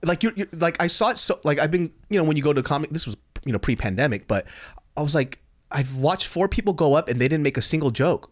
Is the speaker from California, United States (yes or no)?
yes; Sacramento, California, United States; I grew up in Sacramento, California